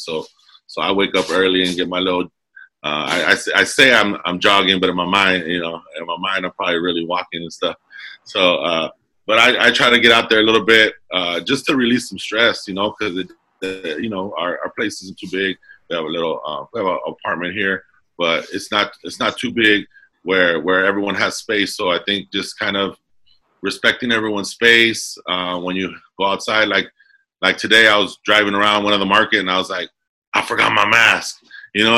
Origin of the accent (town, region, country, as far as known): Commerce, California, United States; born or raised there